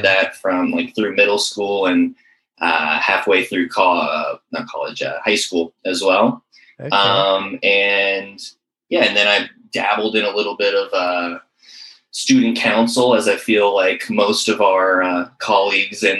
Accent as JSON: {"language": "English", "town": "Westlake Village", "region": "California", "country": "United States", "tie": "born or raised there", "said": "I grew up in a town called Westlake Village, down on like kind of the outskirts of LA County"}